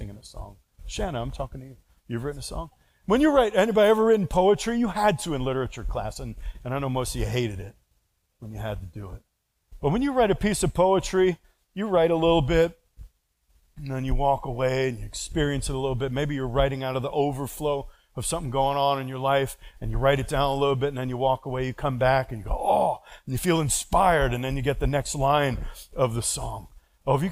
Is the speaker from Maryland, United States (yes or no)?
no; New York, United States; accent: New York; It's just the frankness of speech I grew up with.